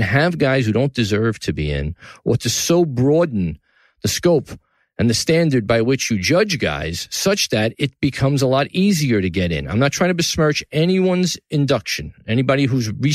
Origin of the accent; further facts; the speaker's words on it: New York City, New York, United States; From the Gotham Podcast Studio in the heart of downtown New York City, my hometown here in Tribeca